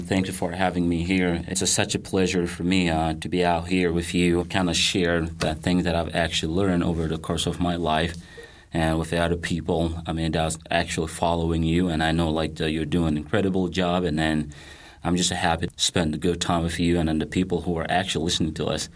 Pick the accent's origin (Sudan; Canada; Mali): Mali; English is a second language; moved away as an adult; now in United States; I grew up in Mali, West Africa